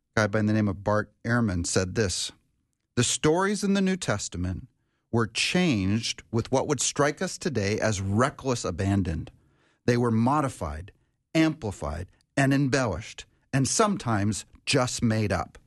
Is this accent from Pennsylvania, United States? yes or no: no; Minnesota, United States; actually in Minnesota here, my home state is Minnesota